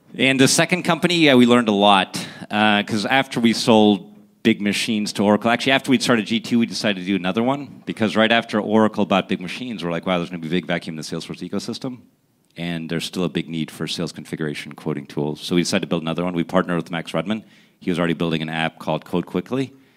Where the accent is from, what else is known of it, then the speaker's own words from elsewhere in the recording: Essen, North Rhine-Westphalia, Germany; also born or lived in Pittsburgh, Pennsylvania; now in United States; I was born in Germany